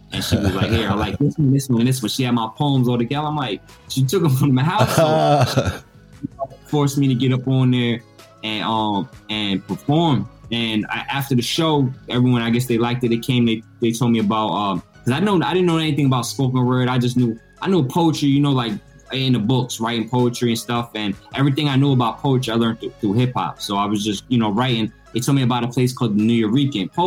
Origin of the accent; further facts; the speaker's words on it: Peekskill, New York, United States; also born or lived in Harlem; I'm originally from Westchester, from Peekskill